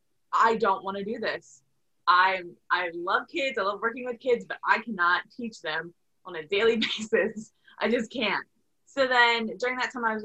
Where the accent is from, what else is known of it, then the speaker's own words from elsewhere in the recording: Delaware, United States; moved away; I grew up in Delaware. I went to Sussex Technical High School